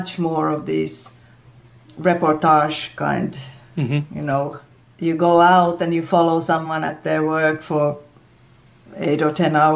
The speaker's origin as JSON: {"language": "English", "town": "Rovaniemi", "region": "Lapland", "country": "Finland", "said": "I'm from Finland, and I live in the northern part of the country. My home is right at the Arctic Circle."}